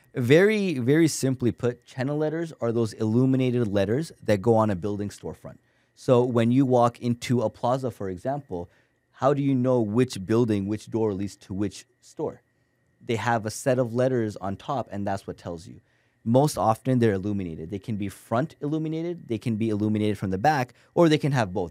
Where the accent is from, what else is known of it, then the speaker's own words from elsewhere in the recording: Toronto, Ontario, Canada; moved away as an adult; now in United States; I'm from Toronto, Canada